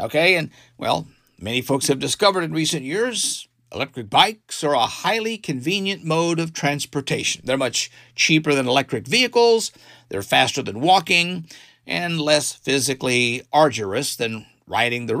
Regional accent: Arkansas, United States; my home state

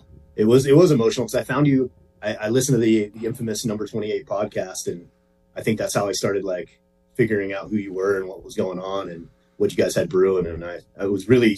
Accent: Chino Valley, Arizona, United States; I'm from Chino Valley, Arizona, just a little north of Prescott, Arizona.

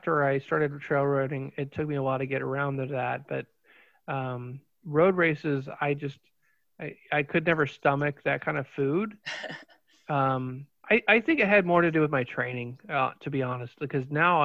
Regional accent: Fairborn, Ohio, United States; I grew up in Fairborn, so Yellow Springs is like my bag right there

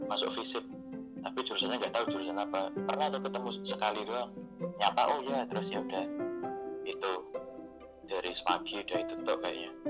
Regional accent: Banyuwangi, East Java, Indonesia; yang dari Banyuwangi itu aku dari Jawa Timur itu cuma tiga empat orang

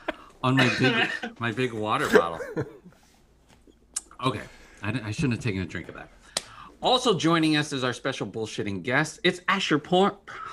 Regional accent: Illinois, United States; accent: Southern Illinois; It's because I'm trying to hide my Southern Illinois accent.

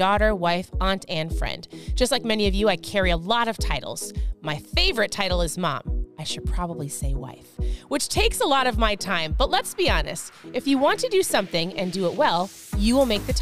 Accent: Minnesota, United States; moved away as an adult; also born or lived in Southeast Florida; now in Florida, United States; I'm a Minnesota girl. So born and raised in Minnesota

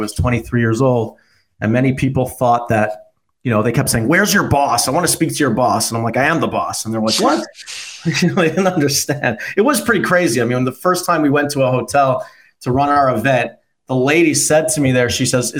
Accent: Toronto, Ontario, Canada; I was one of the best pitchers in Canada growing up in Toronto

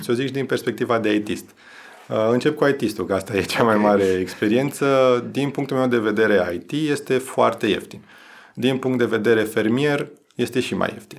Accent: Romania; noi ca și români

